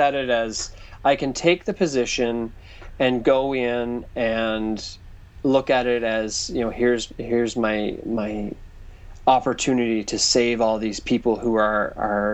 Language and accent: English; Newfoundland and Labrador, Canada; I grew up in Newfoundland, which is kind of it's like the music hub of Canada, basically